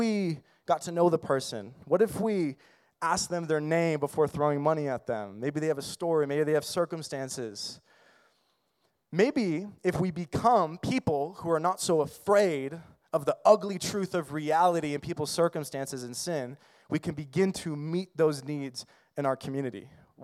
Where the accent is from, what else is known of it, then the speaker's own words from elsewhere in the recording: United States; as American Christians